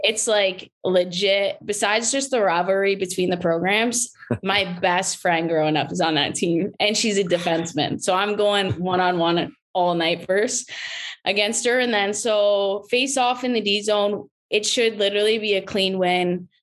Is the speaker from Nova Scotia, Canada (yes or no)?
no; St. Thomas, Ontario, Canada; I am from St. Thomas. So just around the corner from obviously London, watching the London Knights was our team